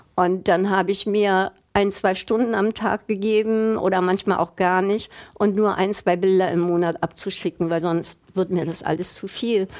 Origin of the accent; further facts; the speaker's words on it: Berlin, Germany; moved away as an adult; also born or lived in United States; in meiner Heimatstadt